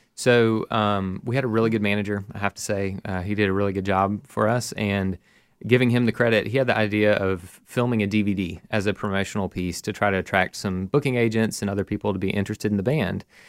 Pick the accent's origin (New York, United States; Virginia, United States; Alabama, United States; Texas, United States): Alabama, United States; Mountain Brook; I grew up in Mountain Brook here in Birmingham